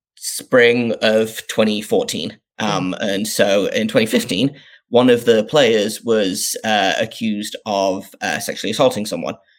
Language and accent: English; North East England, United Kingdom; I grew up in the northeast of England. Um, if people can't tell from my uh, from my accent